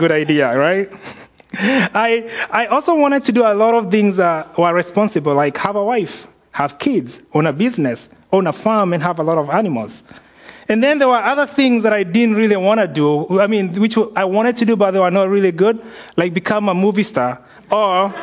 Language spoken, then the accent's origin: English; Kenya; moved away; growing up in Kenya